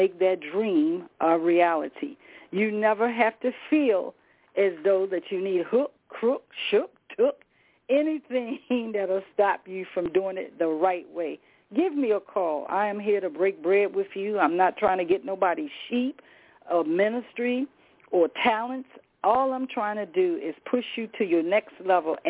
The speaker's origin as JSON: {"language": "English", "town": "Rocky Mount", "region": "North Carolina", "country": "United States", "said": "I'm from the South myself, by Rocky Mount"}